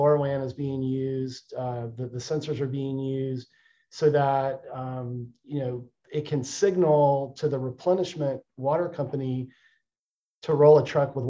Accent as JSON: {"language": "English", "town": "Austin", "region": "Texas", "country": "United States", "tie": "born or raised there", "said": "my hometown of Austin, Texas"}